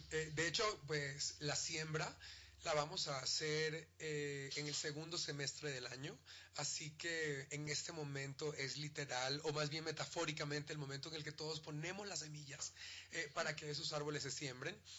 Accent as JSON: {"language": "Spanish", "country": "Ecuador", "said": "Como ecuatorianos"}